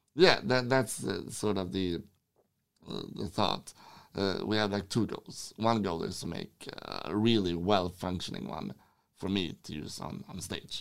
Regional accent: Sweden; I'm from Sweden.

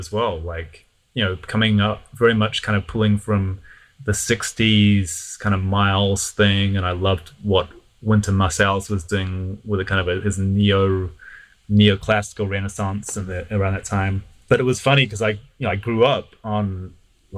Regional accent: Auckland, New Zealand; moved away as an adult; now in Los Angeles, United States; I grew up in Auckland in New Zealand

